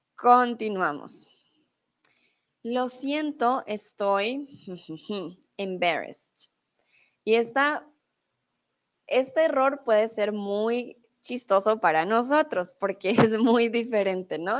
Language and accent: Spanish; Colombia; also born or lived in Mexico; now in Germany